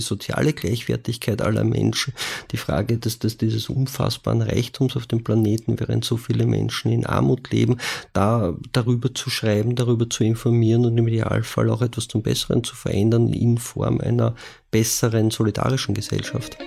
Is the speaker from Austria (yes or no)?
yes; Vienna, Austria; Ich bin in Wien in einem Gemeindebau aufgewachsen